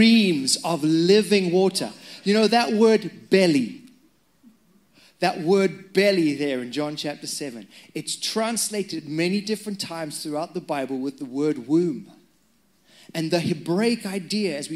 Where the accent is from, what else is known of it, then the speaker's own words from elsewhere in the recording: Zimbabwe; moved away; I'm Zimbabwean. That's why my accent's strange.